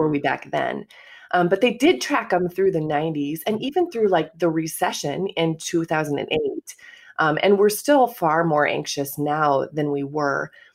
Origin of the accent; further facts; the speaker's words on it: Kanawha, Iowa, United States; moved away as an adult; also born or lived in Chicago, Illinois; now in Homewood, United States; I'm originally from Iowa, so I grew up in a small farming community, um, in Iowa